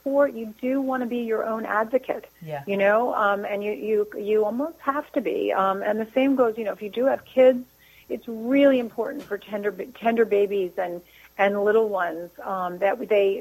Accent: New Jersey, United States; I'm from New Jersey

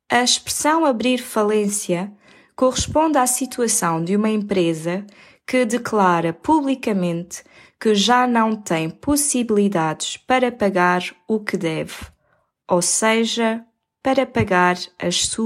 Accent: Aveiro, Aveiro District, Portugal; born there; nasci em 1992, em Aveiro

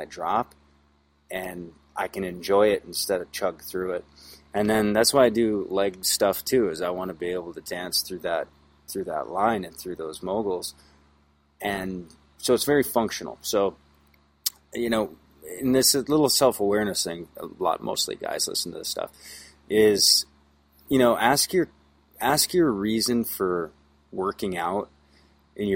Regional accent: United States; being an American

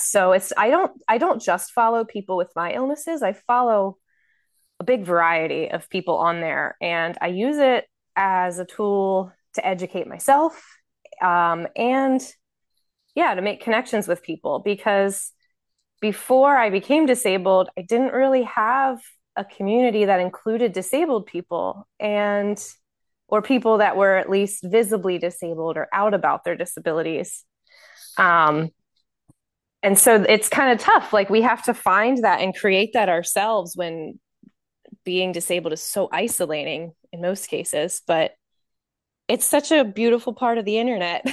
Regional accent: Baltimore, Maryland, United States; I'm from Baltimore, Maryland

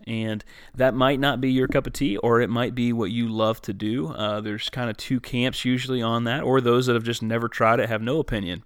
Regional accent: Woodsfield, Ohio, United States; I grew up like literally like 30 minutes from there

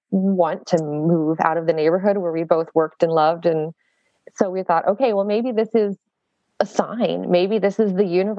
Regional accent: South Texas, United States; now in Michigan, United States; I'm from South Texas.

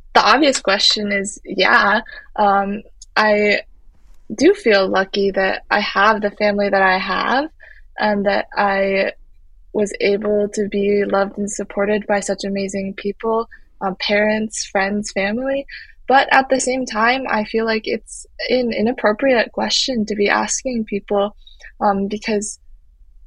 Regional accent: Midwest, United States; moved away as an adult; also born or lived in Hunan, China; now in New York City, United States; I grew up in a small town in the Midwest

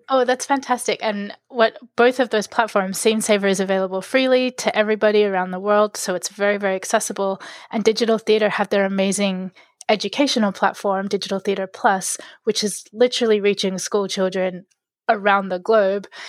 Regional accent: Sydney, New South Wales, Australia; I grew up in Sydney

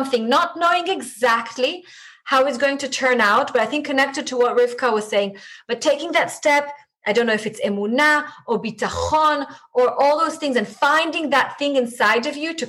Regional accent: Israel; first language Hebrew; English is a second language; moved away as an adult; now in London, United Kingdom; I have the privilege of being brought up in Israel, and Hebrew is my mother tongue

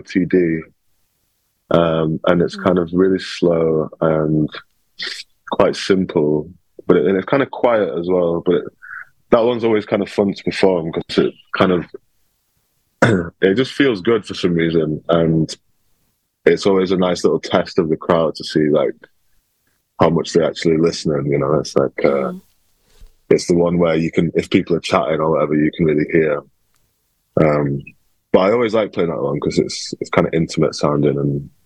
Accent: Sheffield, Yorkshire and the Humber, United Kingdom; also born or lived in Liverpool; now in London, United Kingdom; Sheffield, my hometown

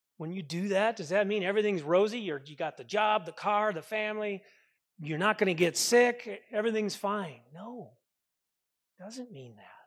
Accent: Minnesota, United States; I grew up with him in Minnesota

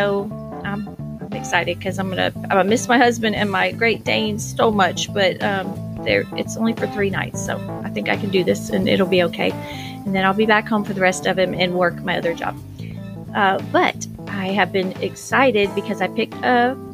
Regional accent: Orlando, Florida, United States; now in Georgia, United States; I'm from Orlando, Florida

